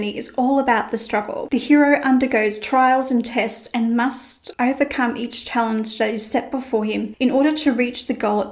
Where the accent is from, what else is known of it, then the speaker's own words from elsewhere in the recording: Australia; I'm Australian and by default, I'm a little lazy. We like to shorten as many words as possible. For instance, afternoon becomes arvo and good day becomes g'day